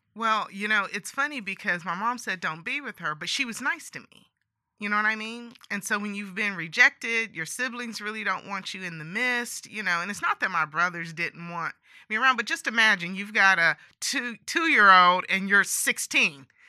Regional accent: San Joaquin Valley, California, United States; I grew up in California, um, and I grew up in the San Joaquin Valley

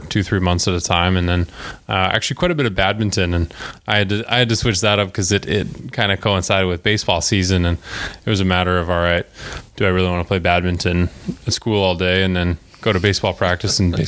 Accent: Calgary, Alberta, Canada; moved away; I'm from Calgary, Alberta, Canada.

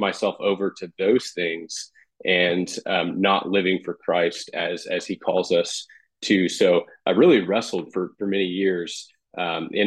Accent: Bakersfield, California, United States; now in Carmel, United States; I grew up on the West Coast. So I grew up in California, Bakersfield, which is right in the center of the state.

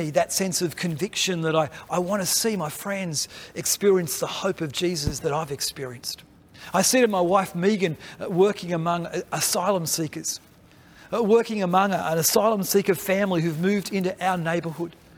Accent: Australia; we partner together as Australian Baptists

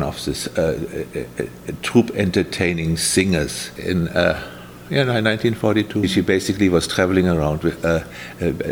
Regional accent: Berlin, Germany; also born or lived in Palm Desert, California; I was born on the 31st of March in 1943, and I was born in Berlin

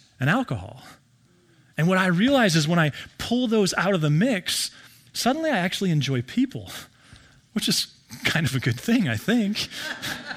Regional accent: Billings, Montana, United States; I grew up in Billings

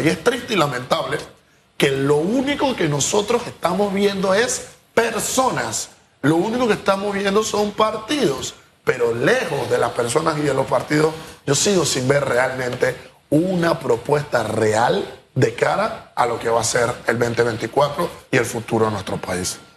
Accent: Panama; nosotros como panameños

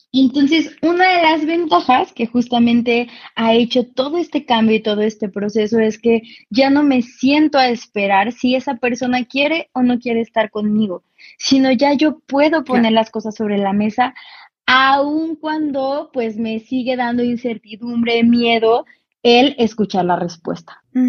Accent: Cuernavaca, Morelos, Mexico; yo soy de Cuernavaca

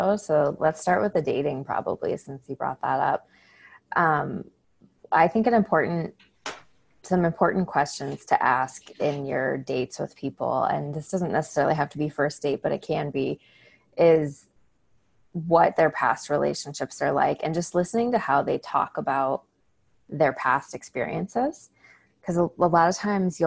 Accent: Chicago, Illinois, United States; moved away; I grew up outside of Chicago, the northern suburbs.

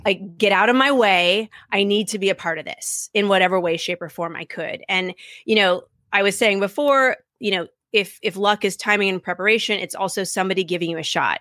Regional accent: Seattle, Washington, United States; now in Washington, D.C., United States; where I grew up in Seattle

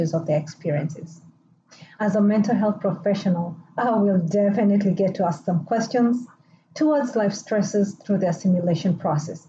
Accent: Kenya; moved away; I still do call my home country, Kenya, back home.

